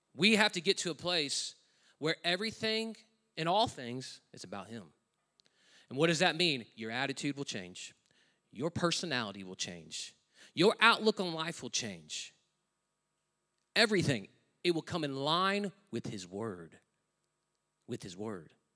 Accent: United States; moved away as an adult; now in Australia; I'm an American living in another country. I'm a foreigner

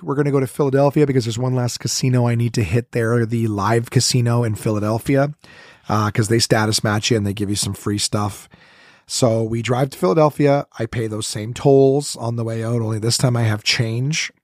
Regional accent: Ontario, Canada; I'm from Ontario, I'm not from here

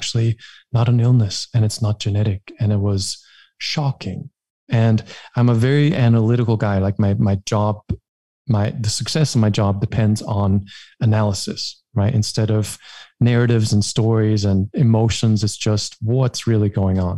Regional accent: Germany; English is a second language; I'm from Germany

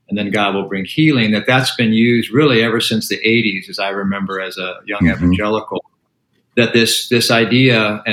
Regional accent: San Diego, California, United States; now in Philadelphia area, United States; I grew up in San Diego, Southern California

